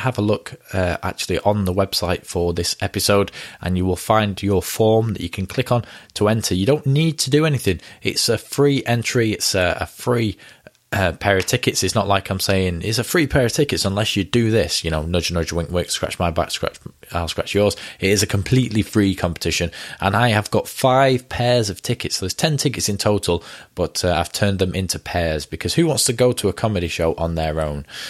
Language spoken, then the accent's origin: English; United Kingdom; now in Ramsbottom, United Kingdom; I'm British